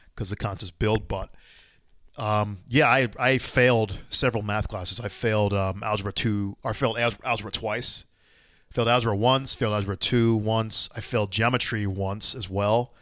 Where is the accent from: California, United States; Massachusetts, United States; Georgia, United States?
Georgia, United States; Atlanta; I'm from Atlanta